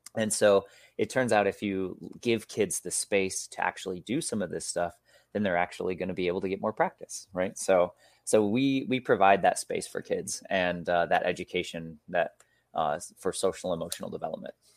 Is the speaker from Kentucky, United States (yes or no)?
no; Michigan, United States; also born or lived in Mexico; now in Seattle, United States; I grew up in Michigan. I live now in Seattle, Washington